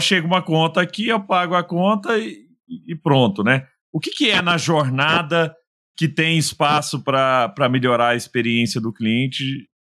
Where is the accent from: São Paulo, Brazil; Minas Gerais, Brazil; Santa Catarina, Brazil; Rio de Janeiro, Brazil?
Minas Gerais, Brazil; Araguari; lá em Araguari, né, na minha terra natal